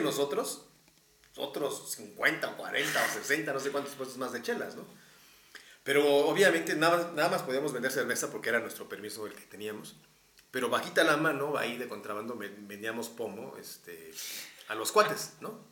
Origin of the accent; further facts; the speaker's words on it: Texcoco, State of Mexico, Mexico; now in Mexico City, Mexico; soy soy de Texcoco.